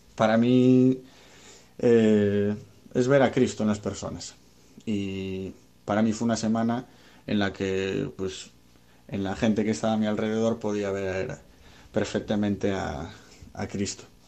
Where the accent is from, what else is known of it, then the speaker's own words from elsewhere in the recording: Ferrol, Galicia, Spain; soy natural de Ferrol